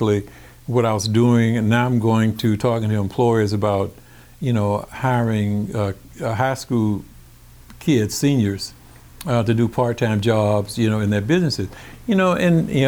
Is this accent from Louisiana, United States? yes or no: yes; Baton Rouge, Louisiana, United States; I'm from Baton Rouge